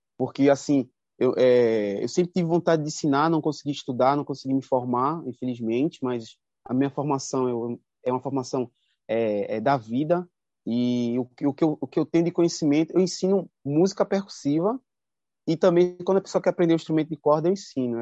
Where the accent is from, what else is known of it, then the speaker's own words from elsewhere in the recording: Moreno, Pernambuco, Brazil; moved away as an adult; now in Paraty, Brazil; Quando eu saí de Moreno